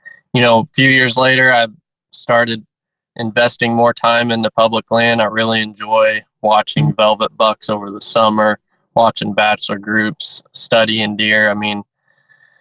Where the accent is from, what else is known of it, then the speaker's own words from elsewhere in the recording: Southwest Missouri, United States; I'm from Southwest Missouri. Was born and raised there, and I've lived in Missouri my whole life